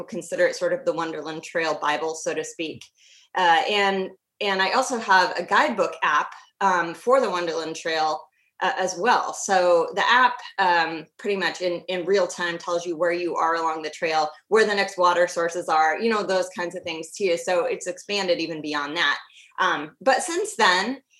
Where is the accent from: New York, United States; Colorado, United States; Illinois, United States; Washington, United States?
Washington, United States; I grew up in the Pacific Northwest, so I'm a third generation Washingtonian